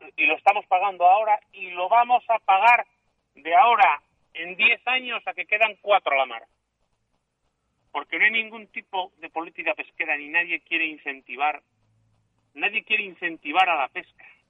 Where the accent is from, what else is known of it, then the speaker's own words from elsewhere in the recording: Asturias, Spain; yo como soy asturiano